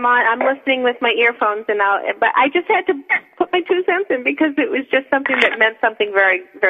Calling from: New Hampshire, United States; I'm in New Hampshire, just north of Manchester.

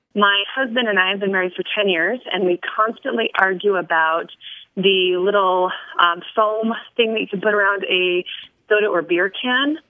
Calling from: Billings, Montana, United States; I'm calling from Billings, Montana.

